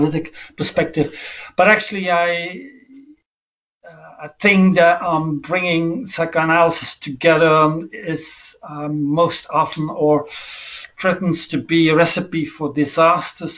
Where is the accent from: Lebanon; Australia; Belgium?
Belgium; from Belgium